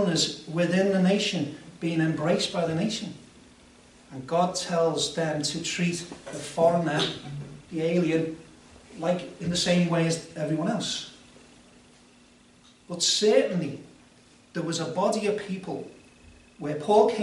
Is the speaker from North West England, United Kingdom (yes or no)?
yes; Liverpool, North West England, United Kingdom; I also think of myself as British and Scouser.